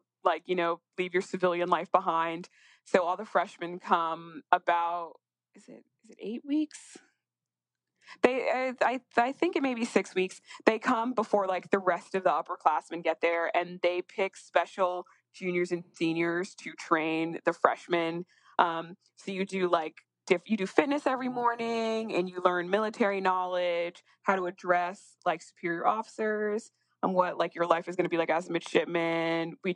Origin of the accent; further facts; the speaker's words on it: Northeast, United States; I'm from the Northeast.